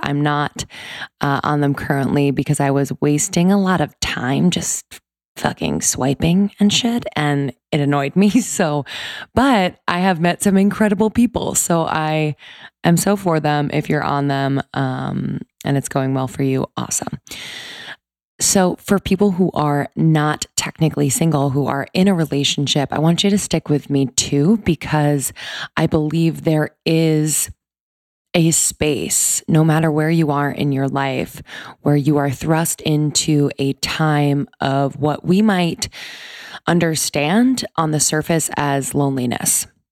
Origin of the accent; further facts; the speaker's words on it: East Coast, United States; I grew up on the East Coast